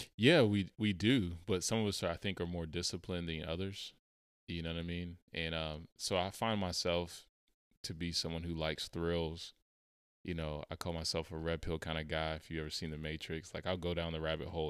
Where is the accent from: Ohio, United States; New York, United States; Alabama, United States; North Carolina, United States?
North Carolina, United States; Charlotte; moved away; I went back to my city, uh, we're from Charlotte